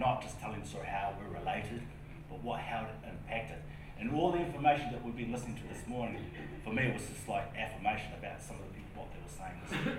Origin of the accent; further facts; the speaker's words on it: Hamilton, Waikato, New Zealand; So I'm from Hamilton, but my family originally from the East Coast.